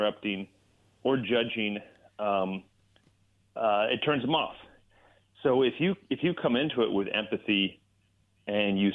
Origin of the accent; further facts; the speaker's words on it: Bay Area, California, United States; I grew up in the Bay Area